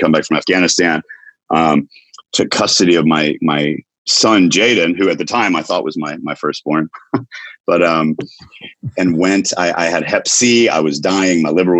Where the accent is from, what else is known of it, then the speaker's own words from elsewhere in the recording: Knoxville, Tennessee, United States; also born or lived in Chattanooga; I am from Knoxville, Tennessee. I was born in Chattanooga, lived all over the U.S. My dad was a pastor